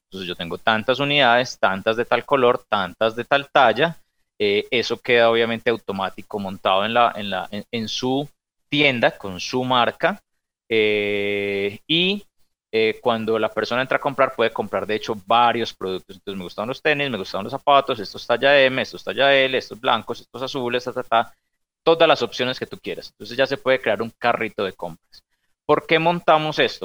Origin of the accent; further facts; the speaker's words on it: Medellín, Antioquia, Colombia; nosotros somos de Medellín